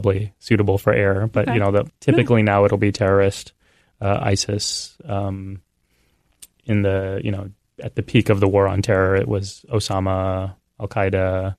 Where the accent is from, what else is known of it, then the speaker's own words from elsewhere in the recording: San Antonio, Texas, United States; I was born and raised in San Antonio.